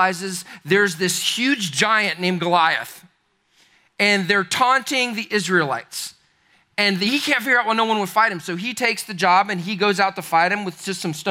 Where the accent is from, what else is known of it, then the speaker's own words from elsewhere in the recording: Charlotte, North Carolina, United States; I'm from Charlotte, North Carolina.